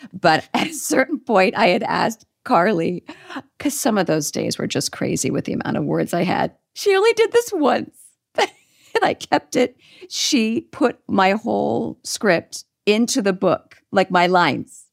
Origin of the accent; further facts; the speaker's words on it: Northern California, United States; we're both from Northern California.